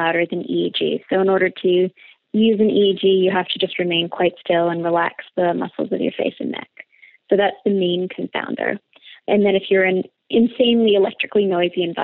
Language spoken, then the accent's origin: English; Canada; Being Canadian, I marginally speak French